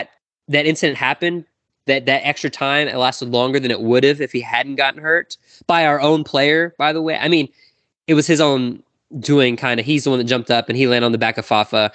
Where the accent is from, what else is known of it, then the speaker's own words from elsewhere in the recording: Houston, Texas, United States; I'm from Houston area, and I am Houston sports all the way through